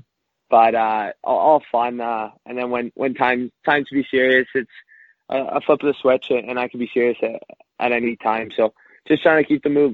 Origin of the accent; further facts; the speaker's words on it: Toronto, Ontario, Canada; I grew up in North York, Toronto, Ontario, just outside of the city